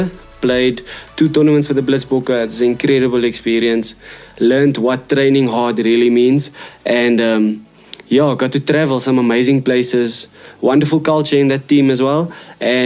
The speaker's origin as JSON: {"language": "English", "town": "Cape Town", "region": "Western Cape", "country": "South Africa", "moved": "yes", "lives_now": "Bloemfontein, South Africa", "said": "so I'm from Cape Town. I'm now living in Bloemfontein."}